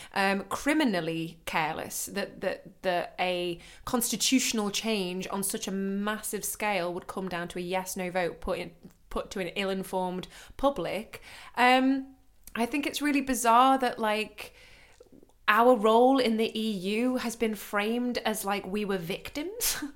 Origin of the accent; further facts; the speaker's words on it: United Kingdom; now in Germany; being British